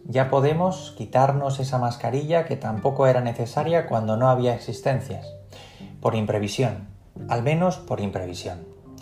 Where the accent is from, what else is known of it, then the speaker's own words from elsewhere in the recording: Spain; 14 kilómetros separan a Elechosa de los Montes, mi pueblo, de la carretera nacional más próxima